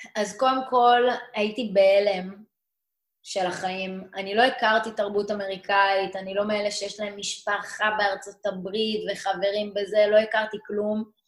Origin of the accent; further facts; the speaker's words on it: Meitar, Southern District, Israel; also born or lived in St. Louis, Missouri, United States; גדלתי במיתר, בדרום, זה יישוב קהילתי